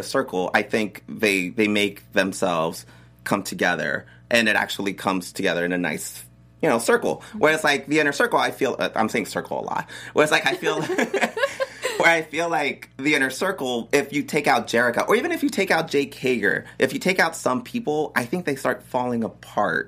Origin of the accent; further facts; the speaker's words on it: El Paso, Texas, United States; I'm from El Paso